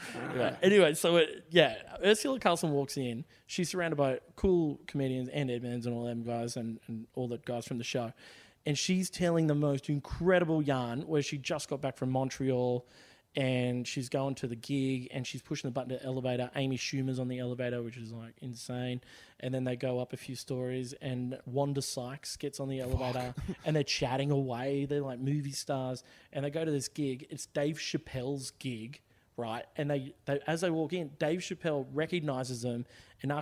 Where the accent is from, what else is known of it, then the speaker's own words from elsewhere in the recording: Wagga Wagga, New South Wales, Australia; I'm from Wagga Wagga